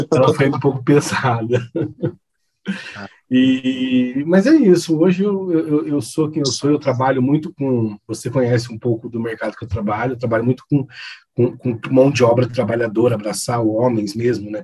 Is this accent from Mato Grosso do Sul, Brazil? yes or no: yes; Campo Grande, Mato Grosso do Sul, Brazil; moved away as an adult; also born or lived in Assis, São Paulo; now in São Paulo, Brazil; nasci em Assis, interior de São Paulo, mas passei a minha infância e juventude toda em Campo Grande, Mato Grosso do Sul